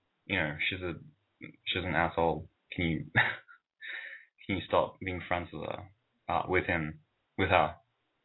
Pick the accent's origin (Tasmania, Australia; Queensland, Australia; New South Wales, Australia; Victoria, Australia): New South Wales, Australia; Sydney; I'm 21. I'm from Sydney, Australia